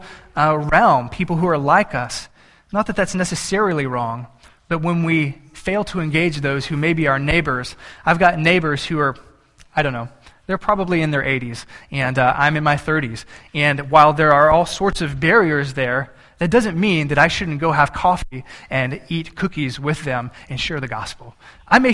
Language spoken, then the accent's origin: English; Banquete, Texas, United States; I grew up in South Texas, and in deep South Texas